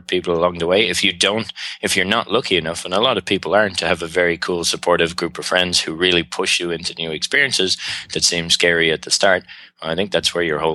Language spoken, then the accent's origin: English; Ireland; accent: Irish; moved away; also born or lived in Australia / Montreal, Canada / China; I'm Irish.